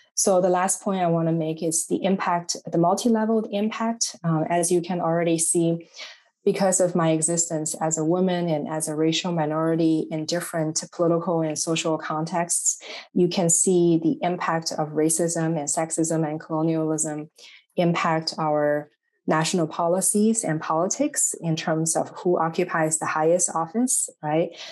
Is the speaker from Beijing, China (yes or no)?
no; Shanghai, China; English is a second language; moved away as an adult; also born or lived in Indiana / Chicago; now in United States; I am originally from Shanghai, China.